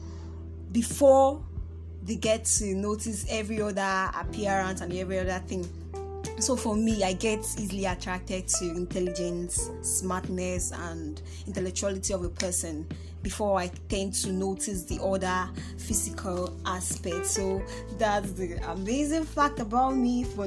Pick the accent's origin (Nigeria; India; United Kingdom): Nigeria; Nnewi, Anambra; I'm from Anambra State, Nnewi North